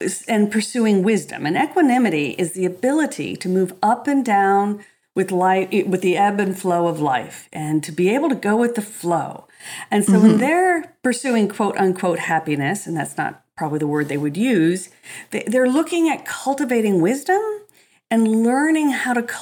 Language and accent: English; Los Angeles, California, United States; I was from Los Angeles